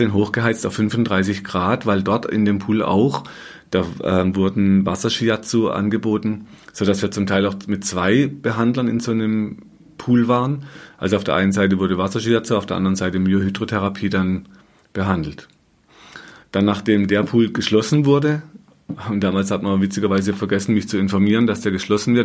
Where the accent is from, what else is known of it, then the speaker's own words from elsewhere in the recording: Black Forest, Baden-Württemberg, Germany; moved away as an adult; in Deutschland, in meiner alten Heimat im Schwarzwald